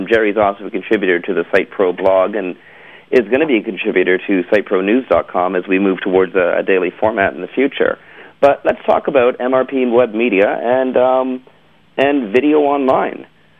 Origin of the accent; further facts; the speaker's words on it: Canada; We're from Canada, the land of, like, donut shops.